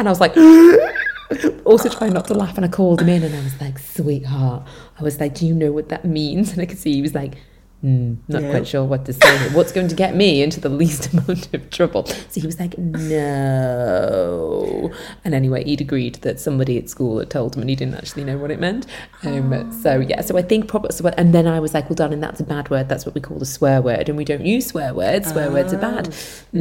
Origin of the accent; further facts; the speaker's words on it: Liverpool, North West England, United Kingdom; accent: Scouse; moved away as an adult; also born or lived in Leeds; I moved away from Liverpool, I went to Leeds for uni